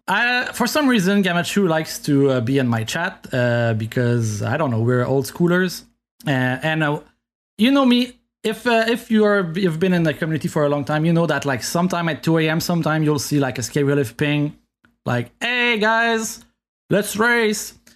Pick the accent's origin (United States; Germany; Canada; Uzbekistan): Canada; first language French; English is a second language; I'm French from Canada